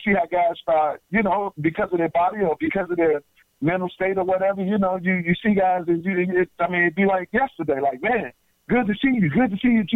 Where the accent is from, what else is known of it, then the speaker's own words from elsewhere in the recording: United States; we Americans